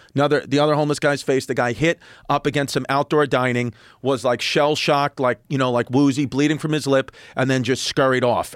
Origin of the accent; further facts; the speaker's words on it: New York City, New York, United States; I grew up in New York City, great parents